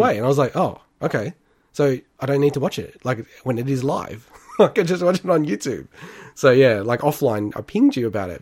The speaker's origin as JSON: {"language": "English", "town": "Melbourne", "region": "Victoria", "country": "Australia", "tie": "born or raised there", "said": "I grew up in Melbourne"}